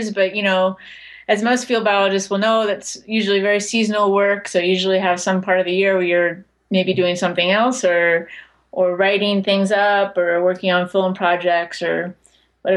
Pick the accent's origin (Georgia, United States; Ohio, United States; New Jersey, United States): Ohio, United States; moved away as an adult; I grew up in Ohio.